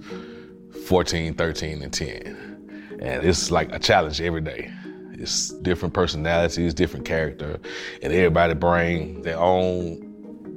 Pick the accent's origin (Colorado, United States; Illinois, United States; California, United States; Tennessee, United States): Tennessee, United States; Nashville; I'm from Nashville, Tennessee, and I'm a maintenance worker